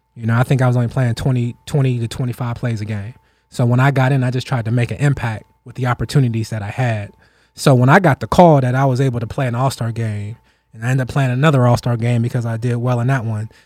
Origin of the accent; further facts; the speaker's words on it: Ohio, United States; we grew up in Still Valley